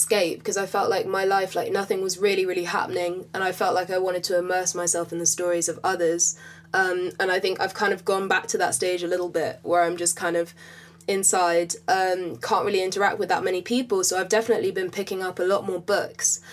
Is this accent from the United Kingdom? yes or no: yes; London, United Kingdom; I grew up in West London, literally all my life. Literally lived in the same house all my life.